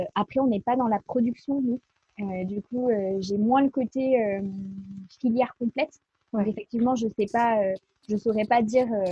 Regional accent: Bordeaux, Nouvelle-Aquitaine, France; now in Lyon, France; Je suis de Bordeaux à la base

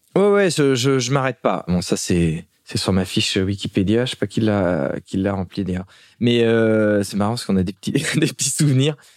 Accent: La Turballe, Pays de la Loire, France; also born or lived in Nantes; now in Paris, France; j'ai grandi à La Turballe. Je, même si je suis né à Nantes

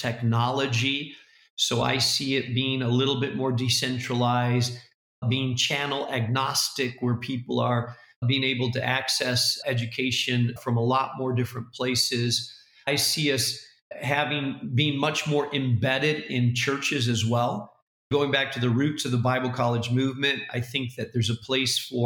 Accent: Spain; now in Chicago, United States; I speak Spanish because I grew up in Spain

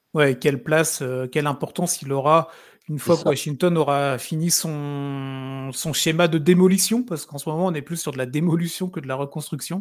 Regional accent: France; on est français

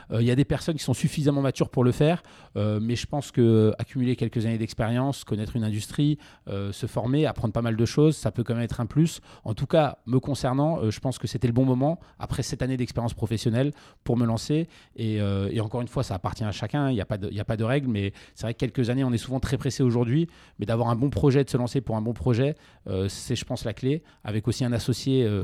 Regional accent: Montpellier, Occitania, France; also born or lived in Lyon; Alors moi je suis montpelliérain à la base. Et j'ai fait une partie de mes études à Lyon, tout à fait.

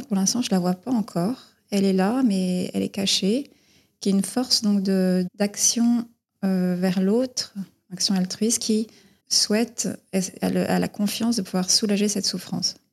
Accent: Dordogne, Périgord vert, Nouvelle-Aquitaine, France; moved away as an adult; now in Vevey, Switzerland; Je suis née en France, en Dordogne, dans la forêt euh, du Périgord vert

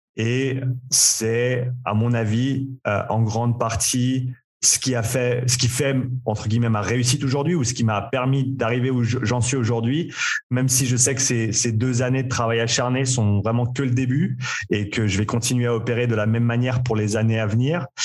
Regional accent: Nyon, Vaud, Switzerland; moved away as an adult; also born or lived in Vancouver, Canada / Australia; j'ai grandi ici à Nyon en Suisse.

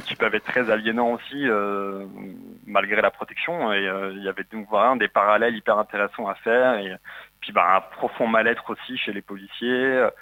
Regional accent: Paris region, Île-de-France, France; moved away as an adult; now in Marseille, France; je suis de la région parisienne, mais j'ai ah quitté Paris pour, euh, pour le sud et le soleil

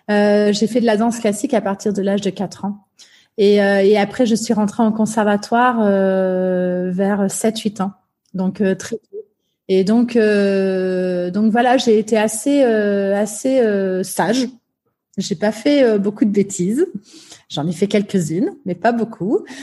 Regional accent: Limoges, Nouvelle-Aquitaine, France; J'ai grandi euh, à la campagne. Je suis née à Limoges, et donc euh, alors j'ai grandi à, Limoges, notamment.

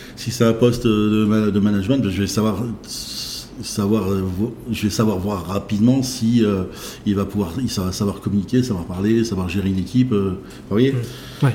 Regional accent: Saint-Brieuc, Brittany, France; now in Rennes, France; né à Saint-Brieuc en, le 6 novembre

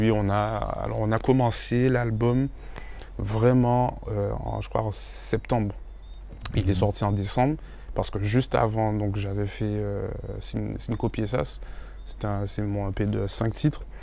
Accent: Paris, Île-de-France, France; born there; also born or lived in Guadeloupe; Donc de mon départ de Paris, parce que je suis né à Paris, de mon départ de Paris avec mes parents pour aller en Guadeloupe, à mon retour

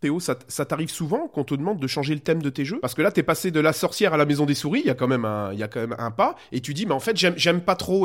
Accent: Belgium; je suis belge

